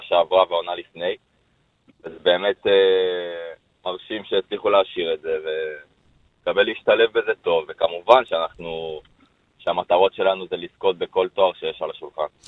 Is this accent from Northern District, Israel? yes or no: no; Jerusalem, Jerusalem District, Israel; אני גדלתי בירושלים.